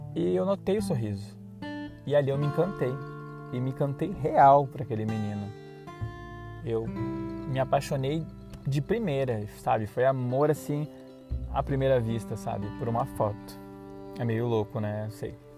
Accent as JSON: {"language": "Portuguese", "town": "Dom Pedrito", "region": "Rio Grande do Sul", "country": "Brazil", "also_born_or_lived": "Serra Gaúcha / Caxias do Sul", "moved": "yes", "said": "Eu sou da cidade de Dom Pedrito, lá da fronteira, uma cidadezinha pacata, 52 mil habitantes. E eu vim para a Serra Gaúcha, né, em 2004."}